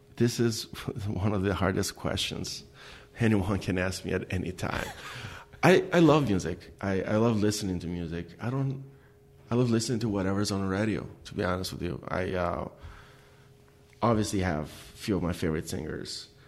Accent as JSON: {"language": "English", "country": "Albania", "tie": "born or raised there", "second_language": "English", "moved": "as an adult", "lives_now": "Detroit, United States", "said": "growing up in Albania"}